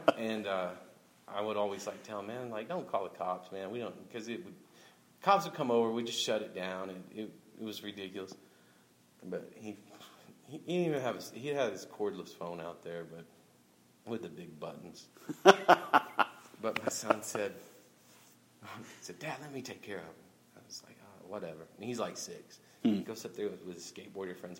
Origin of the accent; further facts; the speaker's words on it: Oklahoma City, Oklahoma, United States; I grew up in South Oklahoma City